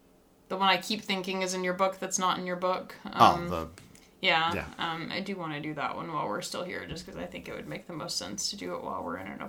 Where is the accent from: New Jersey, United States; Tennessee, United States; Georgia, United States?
Tennessee, United States; Nashville; Like, you motherfuckers, I'm from Nashville.